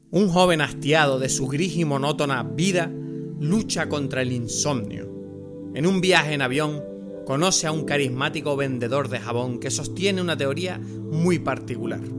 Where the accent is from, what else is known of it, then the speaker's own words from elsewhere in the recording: Venezuela; Somos unos venezolanos mayores aquí disfrutando de la vida.